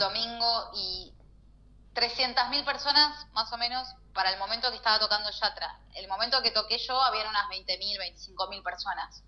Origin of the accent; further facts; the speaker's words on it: Neuquén, Argentina; now in Buenos Aires, Argentina; necesitaba estar cerca de mi familia, necesitaba estar en mi lugar, ¿no? En mi casa, o sea, en mi, en mi tierra